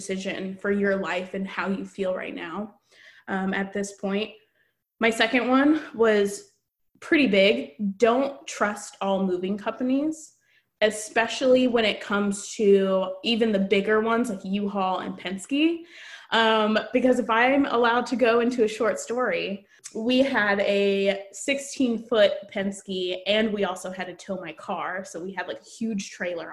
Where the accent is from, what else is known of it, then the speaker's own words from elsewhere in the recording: Katy, Texas, United States; moved away as an adult; now in Portland, United States; I'm from Katy, Texas.